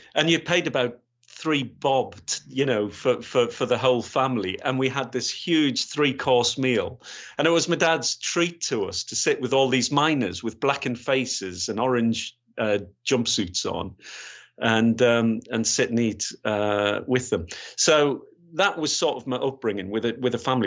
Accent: Gateshead, North East England, United Kingdom; moved away as an adult; also born or lived in West Yorkshire / Grays; I was born, born and bred in Gateshead

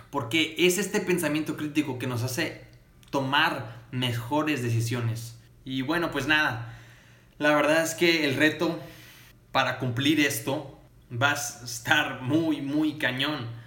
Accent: Matamoros, Tamaulipas, Mexico; yo soy de Matamoros, Tamaulipas, al norte de México.

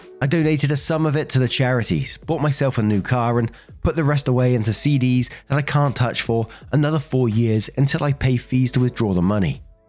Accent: Belgium; first language French/Dutch; English is a second language; I was raised in Belgium, which has three national languages, French and Dutch, which are my mother tongues and the most commonly spoken there, and German.

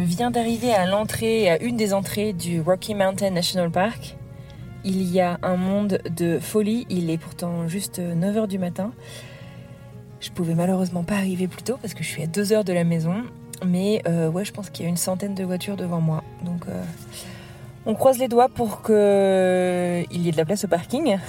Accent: France; accent: French; now in Colorado, United States; mon accent français

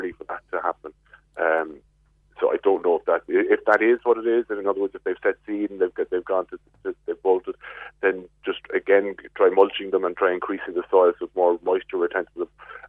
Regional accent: Glanmire, Munster, Ireland; I'm from Glanmire.

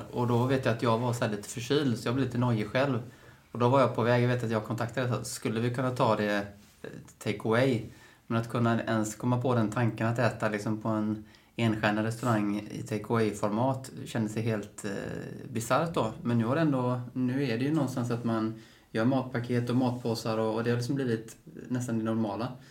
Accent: Trollhättan, Västra Götaland, Sweden; Jag är från Trollhättan

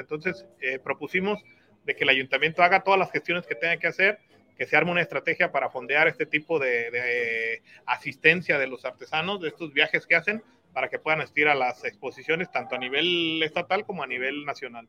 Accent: Guadalajara, Jalisco, Mexico; now in Tonalá, Mexico; Yo nací en Guadalajara. Este, tengo aquí siete años viviendo en Tonalá.

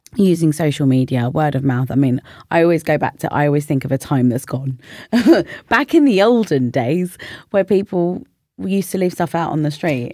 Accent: London, United Kingdom; I lived in North London I grew up in North London.

